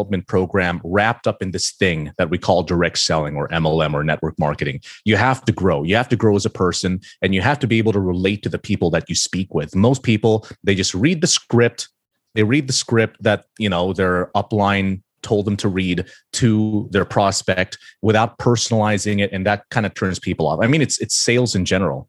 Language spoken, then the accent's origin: English; Philippines; I grew up in the Philippines